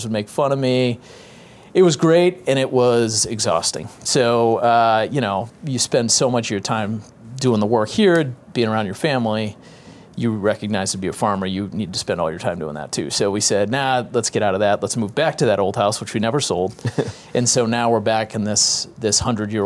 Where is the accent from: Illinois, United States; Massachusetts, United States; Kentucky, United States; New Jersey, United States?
Massachusetts, United States; Boston; moved away as an adult; also born or lived in Kansas / Kansas City; now in St. Joseph, United States; I'm from New England, grew up in Boston